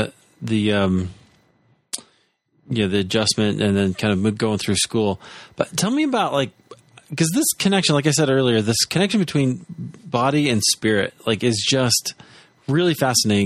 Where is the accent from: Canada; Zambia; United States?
United States; Iowa; I'm from Iowa